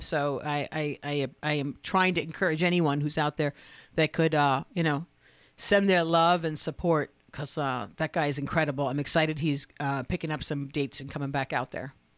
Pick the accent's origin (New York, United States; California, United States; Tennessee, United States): New York, United States; as a New Yorker